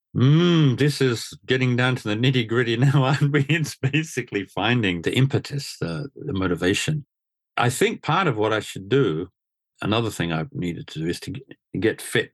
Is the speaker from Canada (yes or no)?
no; Australia; moved away as an adult; now in Japan; coming to Japan back in the late eighties, growing up in Australia